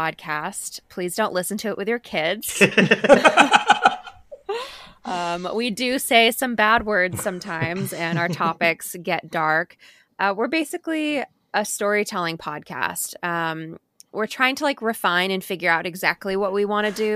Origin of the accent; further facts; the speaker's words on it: Maine, United States; we are both from Maine, me and my co-host